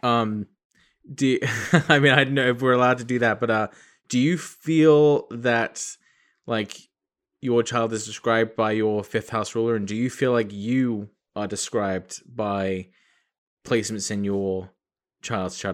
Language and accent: English; England, United Kingdom; now in United States; I was born in England.